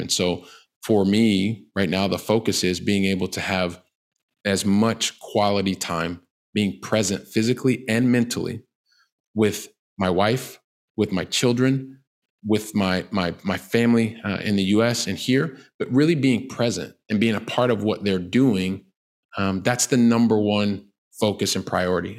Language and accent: English; Columbus, Ohio, United States; moved away as an adult; now in Barcelona, Spain; I'm from Columbus, Ohio